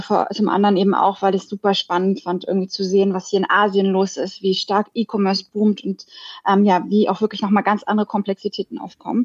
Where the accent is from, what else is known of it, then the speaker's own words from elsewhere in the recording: Berlin, Germany; moved away as an adult; now in Singapore; ich bin eigentlich Berlinerin